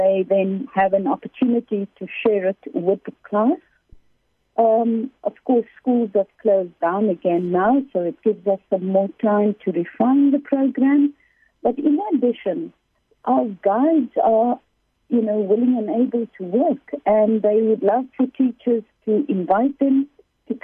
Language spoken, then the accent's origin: English; South Africa; I'm South African